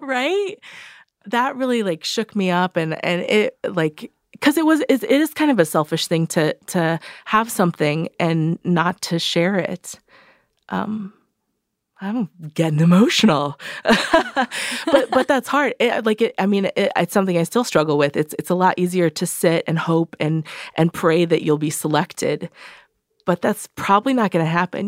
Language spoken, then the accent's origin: English; Redlands, California, United States; I grew up in Redlands, uh, California, Southern California.